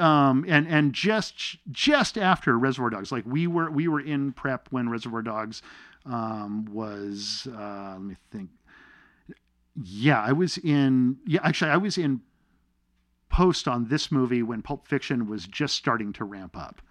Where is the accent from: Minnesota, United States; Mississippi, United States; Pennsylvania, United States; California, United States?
California, United States; Torrance; also born or lived in Manitoba, Canada / Arizona; up in Arizona and Los Angeles